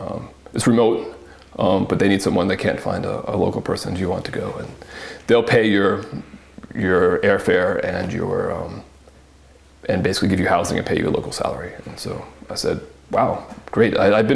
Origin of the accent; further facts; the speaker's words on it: the South, United States; In terms of my personal culture, I grew up in the South. There's not a lot of grapes there. It was more tobacco land.